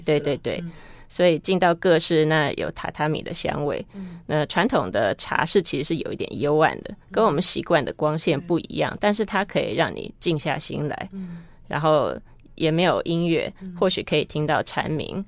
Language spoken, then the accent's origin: Chinese; Taiwan; moved away; 我们台湾人